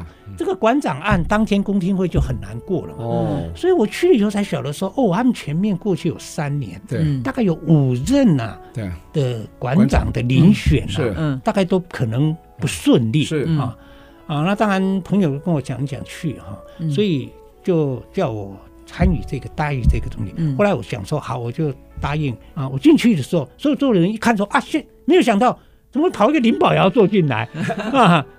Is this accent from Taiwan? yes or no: yes; Hsinchu, Hsinchu County, Taiwan; 我新竹人不知道的，